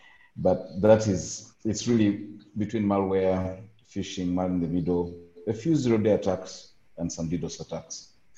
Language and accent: English; Uganda; I'm from Uganda.